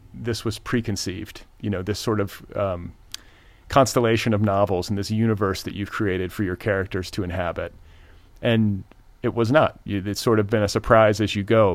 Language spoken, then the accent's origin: English; Midwest, United States; also born or lived in Indiana; I grew up in the Midwest, but spent part of my childhood in Indiana